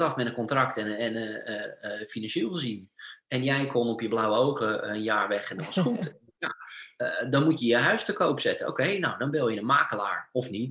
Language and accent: Dutch; Sassenheim, South Holland, Netherlands; moved away as an adult; now in Norway; Ik kom, eh, uit Sassenheim uit de Bollenstreek